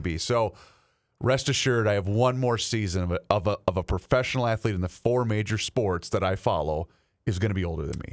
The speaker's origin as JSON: {"language": "English", "town": "Faribault", "region": "Minnesota", "country": "United States", "tie": "born or raised there", "moved": "yes", "said": "the Tetzlaff family down there in Faribault, Minnesota, my hometown"}